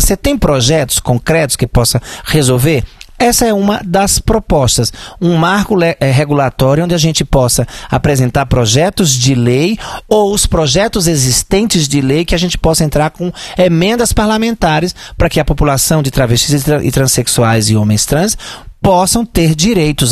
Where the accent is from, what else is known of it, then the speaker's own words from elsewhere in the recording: Santa Cruz, Paraíba, Brazil; moved away as an adult; also born or lived in Juazeiro, Bahia; Eu sou paraibana, é, vivi algum tempo em Juazeiro da Bahia. Eu nasci na Paraíba